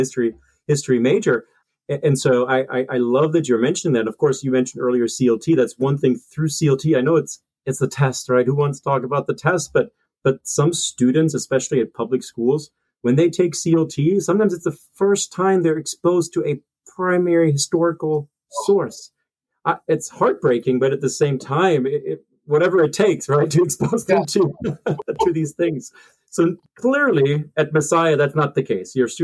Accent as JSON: {"language": "English", "country": "Germany", "tie": "born or raised there", "also_born_or_lived": "Hillsdale, Michigan", "moved": "yes", "said": "I grew up in Germany, certainly kind of more progressive model"}